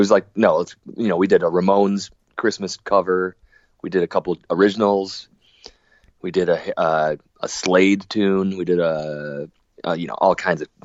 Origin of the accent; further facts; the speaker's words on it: Rockford, Illinois, United States; also born or lived in Los Angeles / Nashville; I grew up in Rockford, Illinois